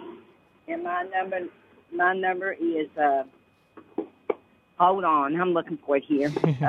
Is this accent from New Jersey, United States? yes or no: no; Texas, United States; I'm looking for a little small dog because I come from Texas.